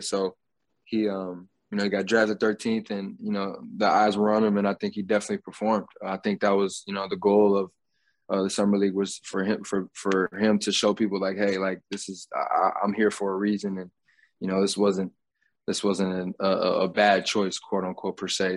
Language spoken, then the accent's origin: English; Grand Rapids, Michigan, United States; Grand Rapids, Michigan, and my hometown